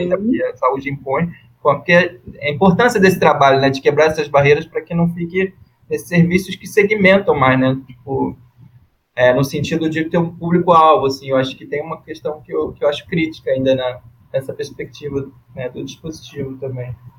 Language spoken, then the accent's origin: Portuguese; Rio de Janeiro, Brazil; sou do Rio